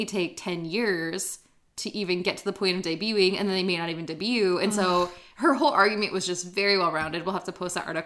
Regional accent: Iowa, United States; I'm from Iowa

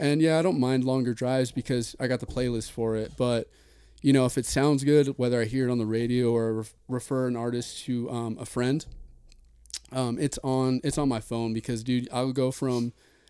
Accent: Ontario, California, United States; also born or lived in Pomona / Upland / Rimini (ancestry); born and raised in Ontario up until like 11 or 12 years old. That's when we had moved to Upland

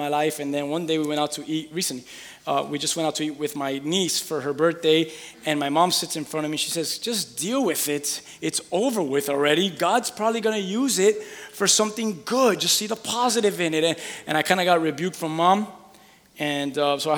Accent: Miami, Florida, United States; I'm from Miami, with Cuban parents

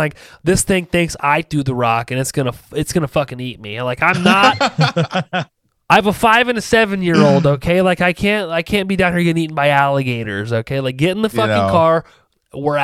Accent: Ohio, United States; I'm from Ohio

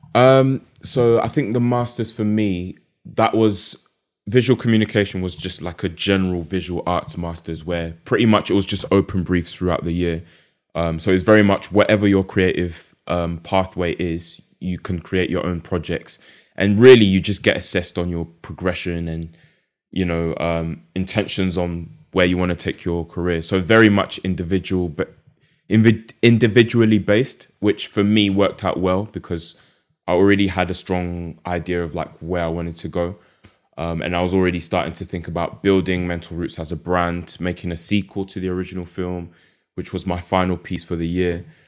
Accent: London, United Kingdom; moved away as an adult; also born or lived in Essex; now in Derby, United Kingdom; based in Derby at the moment, but as you can tell from my accent, um, grew up in London

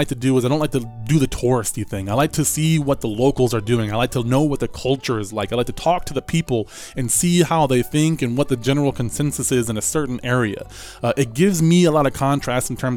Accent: Atlantic City, New Jersey, United States; moved away; also born or lived in Alabama; I grew up in Atlantic City, near Atlantic City.

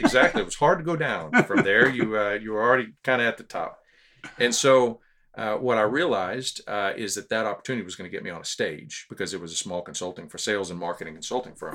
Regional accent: Houston, Texas, United States; also born or lived in Corpus Christi, Texas; now in San Antonio, United States; we lived in Houston until I was twelve, but we moved to San Antonio

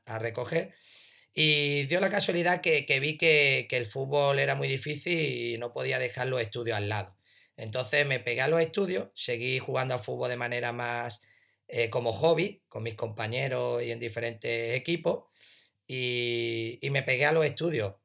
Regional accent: a village near Ronda, Andalusia, Spain; ir al pueblo más grande de al lado, Ronda

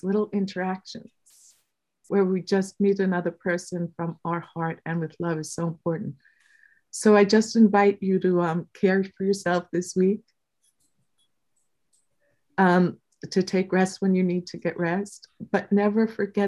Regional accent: New Yorker, United States; we're a New Yorker

